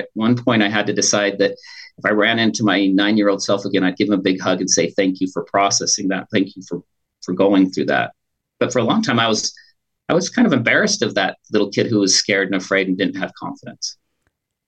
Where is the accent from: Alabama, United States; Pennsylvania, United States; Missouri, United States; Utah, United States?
Utah, United States; Pleasant Grove; also born or lived in Green River, Wyoming / Logan, Utah; We moved from Green River, Wyoming to Pleasant Grove there in Utah County.